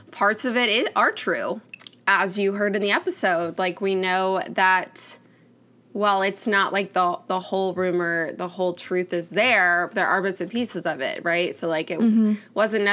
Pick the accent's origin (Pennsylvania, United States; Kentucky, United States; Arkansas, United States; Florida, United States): Florida, United States; Miami; moved away; We grew up in Miami where you could just go to the beach